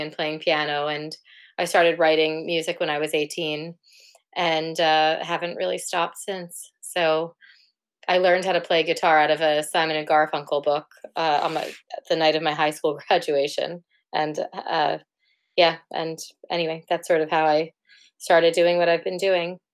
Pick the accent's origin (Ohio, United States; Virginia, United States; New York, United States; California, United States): New York, United States; New York City; moved away as an adult; now in Cambridge, United Kingdom; I'm originally from New York City um, from Manhattan.